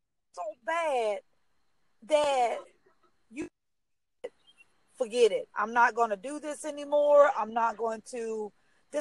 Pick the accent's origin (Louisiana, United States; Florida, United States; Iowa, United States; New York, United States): Louisiana, United States; now in Dallas, United States; I'm in Texas, Dallas, Texas, and yeah, but I'm from Louisiana